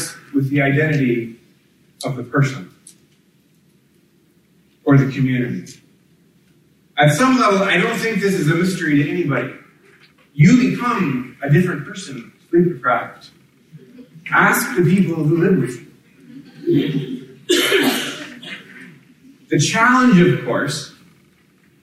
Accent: Kansas, United States; moved away; I grew up in Kansas

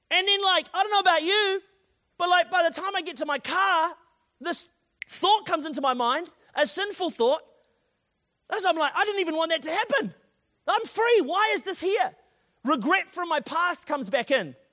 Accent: Tauranga, Bay of Plenty, New Zealand; it's like, ah, kind of wet outside, and I'm from Tauranga. I only do like 24 degrees and above.

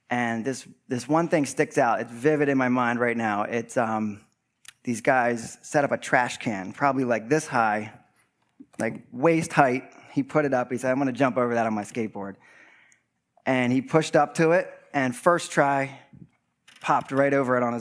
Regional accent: West Chester, Pennsylvania, United States; I grew up in Westchester Borough

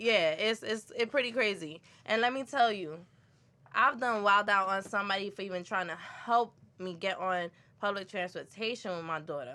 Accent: New York City, New York, United States; I'm from Brooklyn

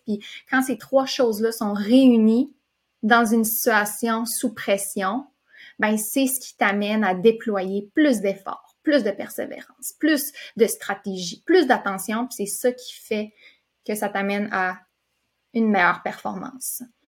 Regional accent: Quebec, Canada; also born or lived in California, United States; je viens de la Californie. Euh, puis mon père, lui, fait que, tu sais, j'ai déménagé au Québec quand j'étais jeune

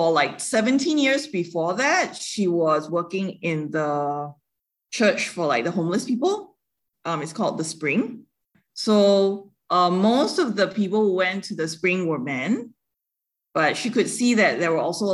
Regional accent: Singapore; moved away as an adult; now in Taiwan; I grew up in Singapore and born and bred in Singapore. And I moved to Taiwan 12 years ago

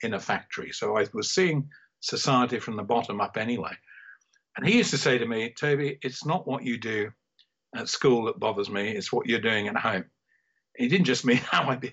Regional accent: Sutton Coldfield, West Midlands, United Kingdom; I was from Sutton Coldfield.

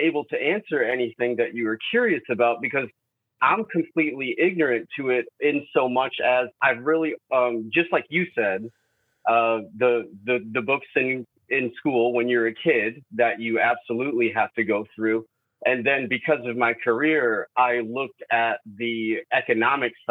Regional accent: Detroit, Michigan, United States; moved away as an adult; now in Texas, United States; I'm from Detroit, but I do live here, and I've had to, you know, I've been living or working in Texas for 12 years now, on and off

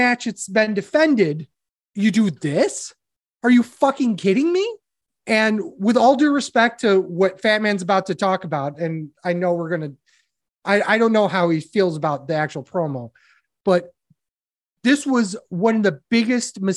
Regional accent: Rochester, New York, United States; now in Atlantic City, United States; I'm still from Rochester

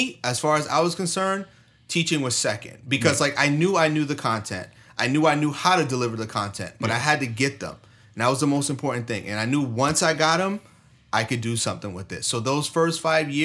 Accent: New York, United States; moved away; I'm from New York

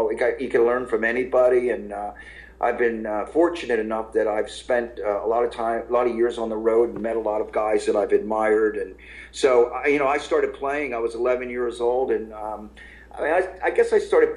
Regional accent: Levittown, Pennsylvania, United States; moved away as an adult; now in Philadelphia, United States; I grew up in Levittown. I did. Yeah, I lived a lot of years in Philly, in the city, but I grew up in Levittown

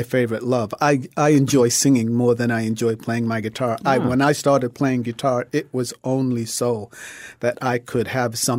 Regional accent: Rhode Island, United States; I grew up in Rhode Island. Born there in 1951.

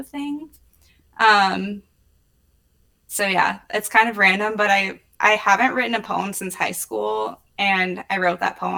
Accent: Indianapolis, Indiana, United States; I was born in Indianapolis. I lived in the city until I was 8. We moved to a suburb and I like went through high school there

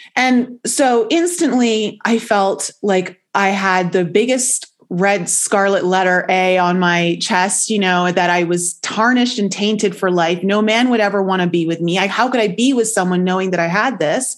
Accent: Toronto, Ontario, Canada; moved away as an adult; also born or lived in Caribbean island; I ended up leaving Toronto, whereas where I grew up in Canada, to move down to a Caribbean island

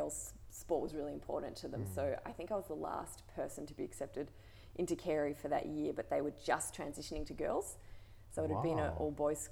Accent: Melbourne, Victoria, Australia; also born or lived in Mansfield, Victoria; I grew up in Melbourne. I grew up half in Camberwell

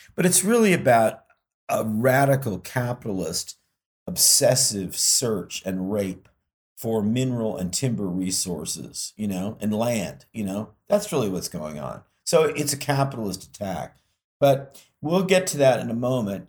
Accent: United States; even though I'm a citizen of two other countries, you know, I, I do identify as American

